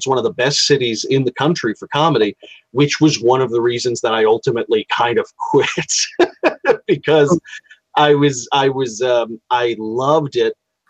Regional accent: Savannah, Georgia, United States; I'm from Savannah. At least that's what I say because I'm an Army brat. And I settled down there when I was 23, and my mother and father had met there and got married there.

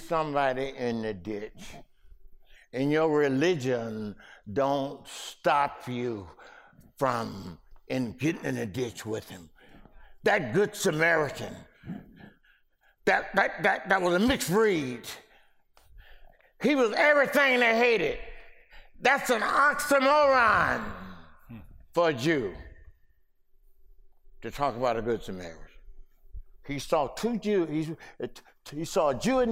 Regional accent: Mississippi, United States; accent: Ebonics; first language African American Vernacular English (Ebonics); English is a second language; my Mississippi Ebonic speaking brothers. You know, I speak Ebonic.

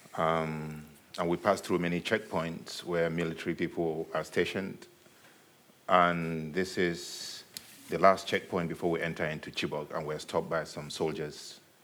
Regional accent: Nigeria; also born or lived in Virginia, United States; now in United States; I'm Nigerian

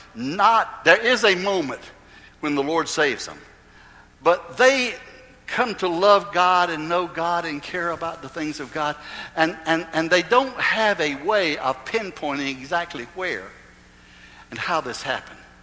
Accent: Goldsboro, North Carolina, United States; In those days in Goldsboro, it was a very, very prominent church in, in my hometown.

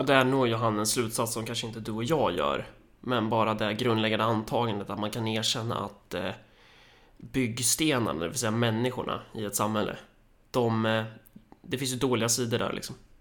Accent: Sweden; vi som svenskar så har vi ju en viss sorts kultur

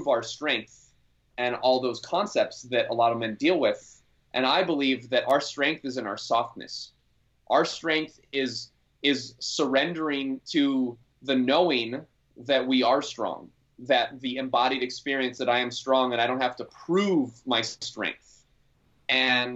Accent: Maui, Hawaii, United States; I grew up here on Maui

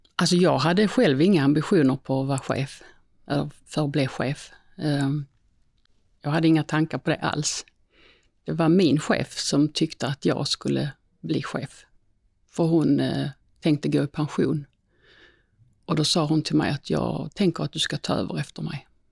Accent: Svalöv, Skåne, Sweden; moved away; jag är ju född i Svalöv

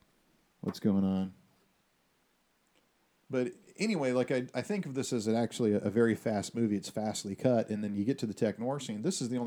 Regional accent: Texas, United States; I know that we are from Texas, and we have firearms, and we're more familiar with firearms. We come from a culture of firearms

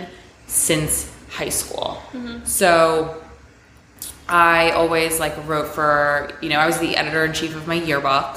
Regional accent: South Florida, United States; moved away as an adult; also born or lived in Long Island, New York; now in New York City, United States; I was born on Long Island, and I moved to South Florida when I was 4. I grew up there

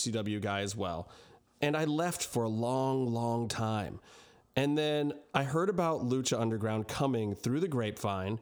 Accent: Cleveland, Ohio, United States; I was born in Cleveland

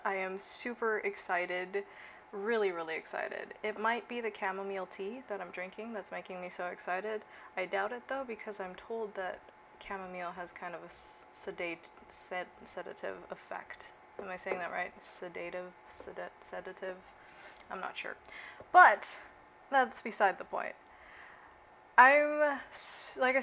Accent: Okinawa, Japan; moved away as an adult; now in Sacramento, United States; I grew up in Okinawa, Japan

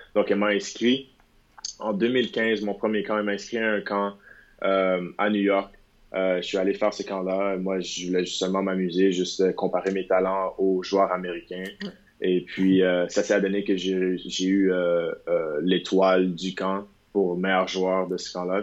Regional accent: Montreal, Quebec, Canada; moved away; je viens de Montréal

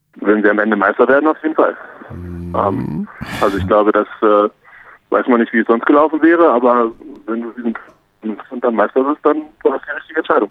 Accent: Berlin, Germany; moved away as an adult; now in Munich, Germany; als äh, ehemaliger und vor allem gebürtiger Berliner

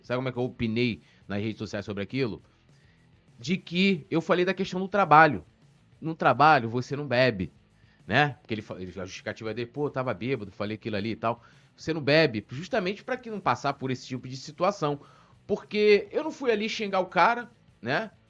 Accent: São Gonçalo, Rio de Janeiro, Brazil; moved away; eu sou de São Gonçalo, não moro mais lá hoje.

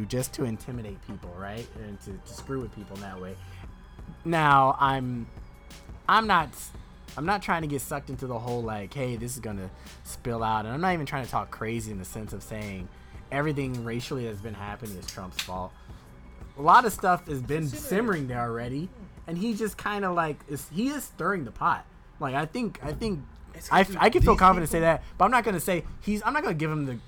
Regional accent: United States; I'm as American as you are

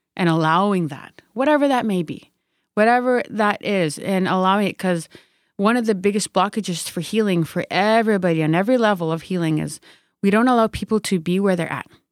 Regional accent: Sturgeon Lake First Nation, Saskatchewan, Canada; I come from Sturgeon Lake First Nation

